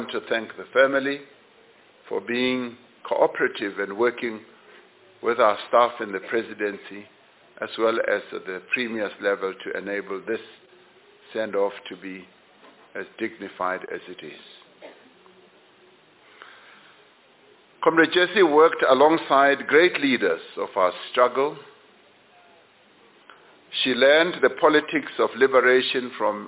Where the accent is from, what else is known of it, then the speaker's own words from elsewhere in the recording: Johannesburg, Gauteng, South Africa; I was born in Western Native Township, just a street across from where she was born, in Nuclear.